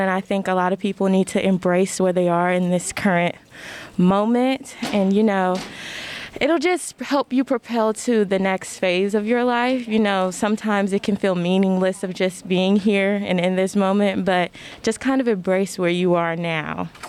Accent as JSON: {"language": "English", "town": "Atlanta", "region": "Georgia", "country": "United States", "said": "I'm from Atlanta, Georgia."}